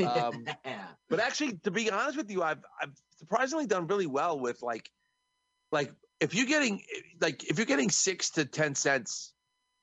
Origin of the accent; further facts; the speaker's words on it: New York, United States; I'm from New York